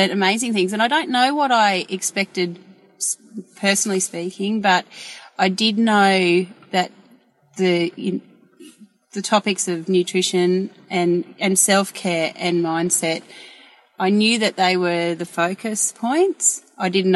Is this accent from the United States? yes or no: no; Queensland, Australia; born and raised in Queensland, and my family had cattle and horses and lucerne